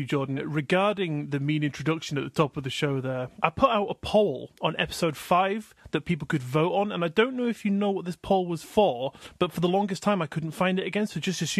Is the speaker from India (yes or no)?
no; Scotland, United Kingdom; But I am actually Scottish